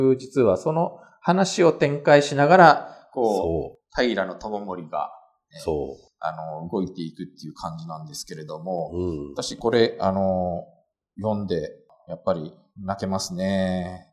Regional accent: Kanto, Japan; 私が関東出身だからかもしれないんですけど

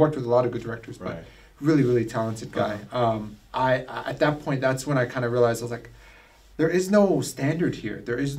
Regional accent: England, United Kingdom; accent: English; I don't want to be a bad actor, so I just stuck with my own English accent.

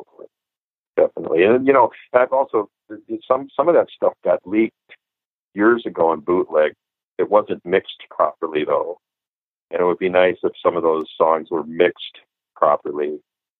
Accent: Minneapolis, Minnesota, United States; growing up in Minneapolis

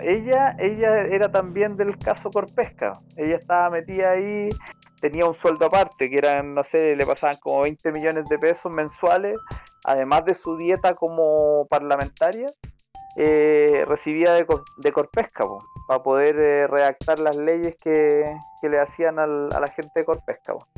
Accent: Chile

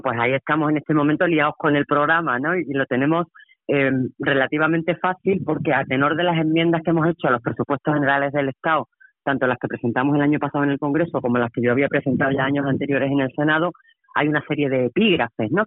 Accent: Andalusia, Spain

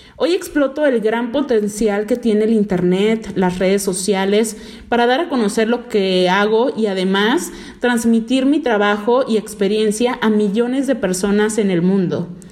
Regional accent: Veracruz, Mexico; yo nací en el puerto de Veracruz, México. Soy jarocha de corazón

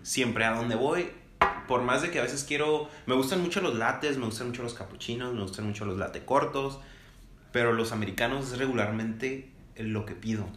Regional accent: Mexico; como mexicanos, como latinos

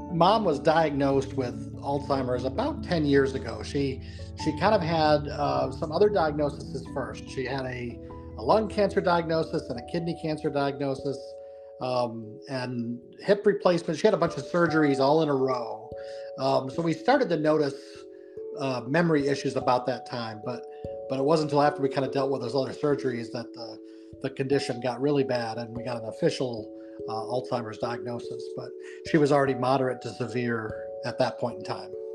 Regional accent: Buffalo, New York, United States; now in North Carolina, United States; we're from the Buffalo, New York area originally, um, although we live in North Carolina now.

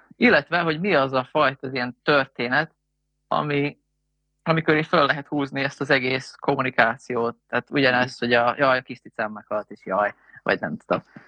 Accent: Hungary; magyarok vagyunk

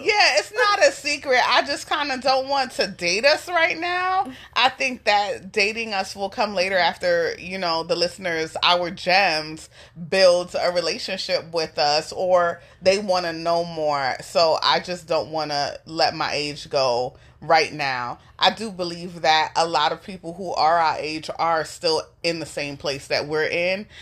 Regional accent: New York City, New York, United States; I grew up in the New York City foster care system

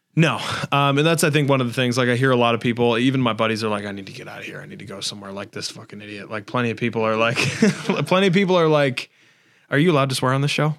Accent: West Springfield, Massachusetts, United States; so I'm from here. I've always been here

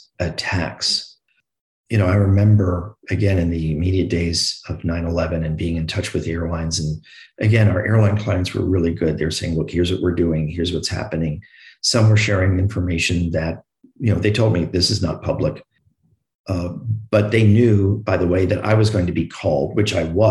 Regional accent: New York, United States; I'm from New York

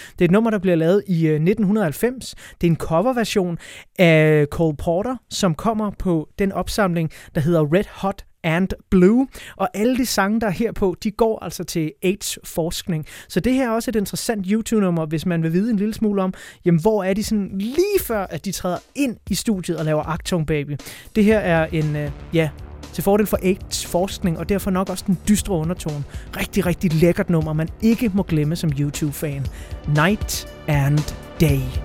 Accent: Denmark; når vi sidder her som danskere, der, der virkelig ikke har det store forhold til religion

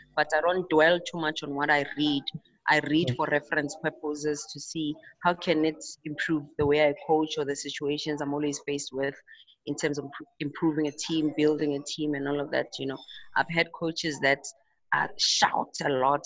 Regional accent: Tembisa, Gauteng, South Africa; also born or lived in Pretoria; in high school, I played for a team in Tembisa um, where I lived with my parents.

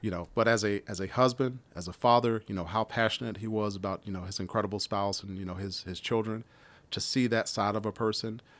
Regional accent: Washington, District of Columbia, United States; moved away; I grew up in Washington, D C

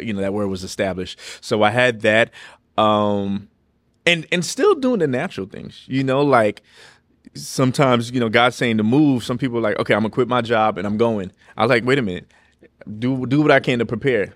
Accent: New York City, New York, United States; also born or lived in Los Angeles; now in Lynchburg, United States; I'm from New York City

